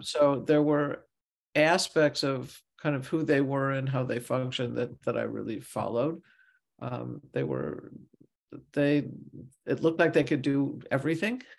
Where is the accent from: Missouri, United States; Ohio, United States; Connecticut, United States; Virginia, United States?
Missouri, United States; St. Louis; I grew up in Missouri, Saint Louis